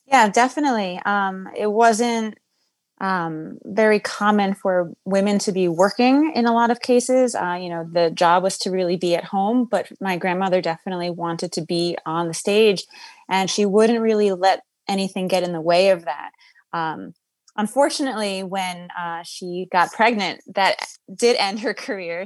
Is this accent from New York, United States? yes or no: yes; New York City, New York, United States; also born or lived in Queens, New York; I'm born and raised in Manhattan, and uh, spent a lot of my life as well in Queens.